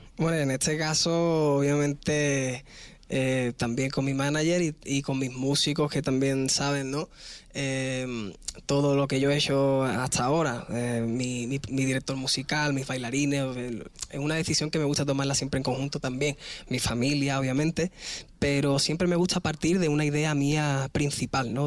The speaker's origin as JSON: {"language": "Spanish", "country": "Spain", "said": "Al final yo soy español"}